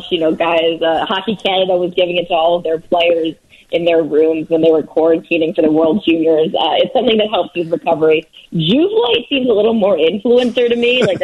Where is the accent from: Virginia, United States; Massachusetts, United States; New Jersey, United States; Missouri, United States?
New Jersey, United States; also born or lived in New York; now in Chicago, United States; I grew up in New Jersey and I lived in New York, and the bagels are superior there. And since I've lived in Chicago